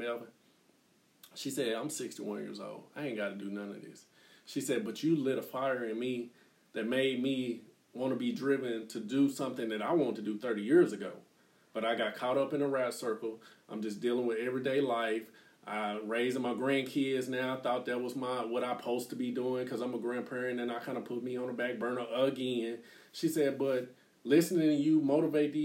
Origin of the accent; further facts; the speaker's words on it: Dallas, Texas, United States; moved away; also born or lived in Oklahoma; growing up in Oak Cliff, I never saw anything outside of my neighborhood